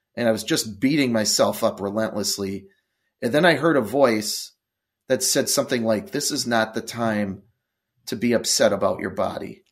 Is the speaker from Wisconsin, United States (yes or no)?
yes; Milwaukee, Wisconsin, United States; also born or lived in Eau Claire, Wisconsin; I grew up in Milwaukee, Wisconsin